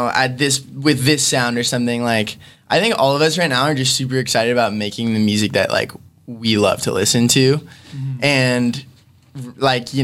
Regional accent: Long Beach, California, United States; where I grew up in Long Beach

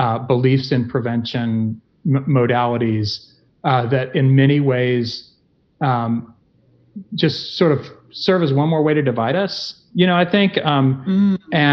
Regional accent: Tennessee, United States; moved away; I grew up in Tennessee

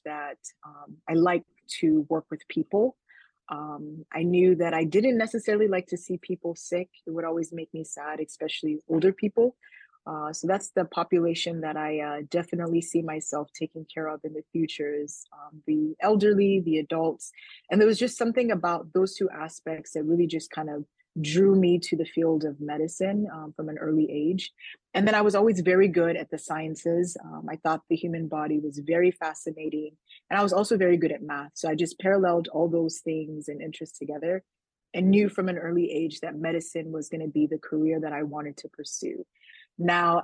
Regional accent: Indiana, United States; also born or lived in Nigeria; I was born in Nigeria and my family immigrated to the United States when I was about four. So I grew up primarily in the state of Indiana

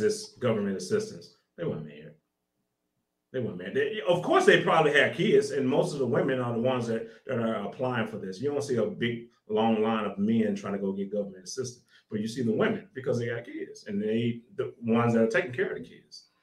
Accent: Little Rock, Arkansas, United States; I'm from Arkansas, so I was in Little Rock, Arkansas during that whole little banging in Little Rock. That was crazy. That was in the 90s. That was crazy. Drive by shooting, Bloods and Crips, all that. I was on 13th Street over there. If anybody can look it up, I was over there. That's where I grew up.

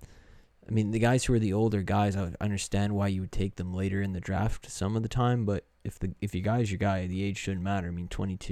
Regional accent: Canada; obviously we're from Canada, we know Chris Bosh, yeah.

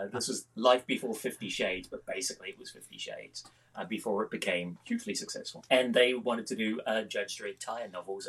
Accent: New Zealand; now in Scotland, United Kingdom; I've been writing for a very long time. I grew up in New Zealand. I've got a very well-travelled accent, as a consequence of which I've lived in the UK 33 years and in Scotland 23 years

